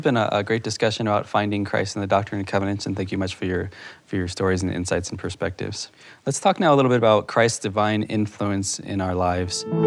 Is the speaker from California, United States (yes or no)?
no; Huntsville, Utah, United States; now in Provo, United States; I'm from Huntsville, Utah, currently at BYU.